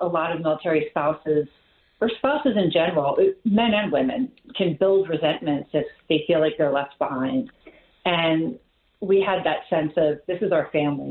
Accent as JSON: {"language": "English", "town": "Bethlehem", "region": "Pennsylvania", "country": "United States", "tie": "born or raised there", "also_born_or_lived": "New Jersey", "said": "Bethlehem, Pennsylvania, which is my hometown"}